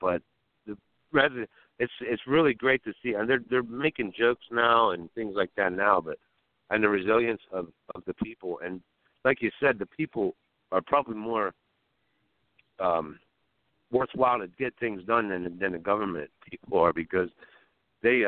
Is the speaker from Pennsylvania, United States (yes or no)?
yes; Pennsylvania, United States; I'm from Pennsylvania. I'm in West Virginia.